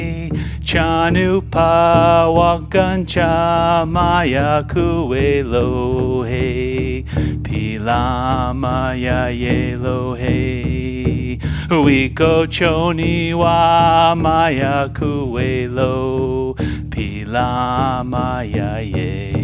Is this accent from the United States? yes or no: yes; New York, United States; So I grew up in New York, and my first loves coming into this world were drumming and magic.